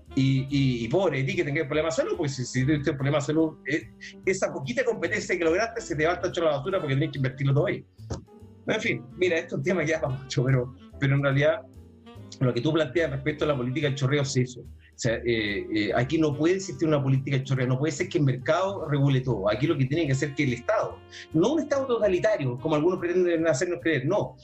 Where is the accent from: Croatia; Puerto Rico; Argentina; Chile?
Chile; a muchos chilenos